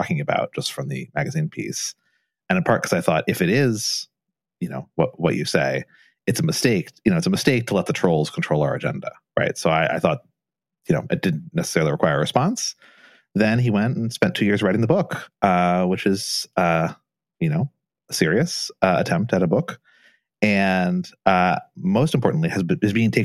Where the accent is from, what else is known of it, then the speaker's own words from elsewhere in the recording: Southern Indiana, United States; I grew up in Southern Indiana with a French name